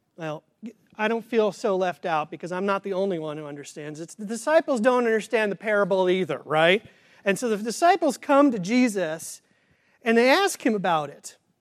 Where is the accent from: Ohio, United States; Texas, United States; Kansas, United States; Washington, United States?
Kansas, United States; I grew up in Kansas, but I did not grow up on the farm